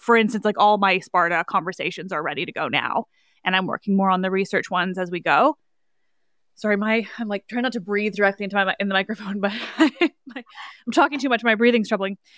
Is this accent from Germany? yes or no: no; Canada; I am Canadian